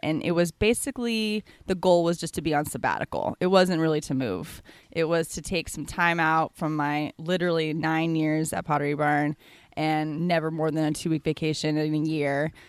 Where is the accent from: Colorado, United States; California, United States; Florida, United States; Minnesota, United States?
California, United States; San Francisco; moved away as an adult; now in Bali, Indonesia; I'm from San Francisco, California.